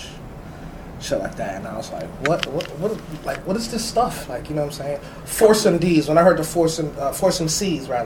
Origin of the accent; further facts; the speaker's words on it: New York City, New York, United States; I was born in the Bronx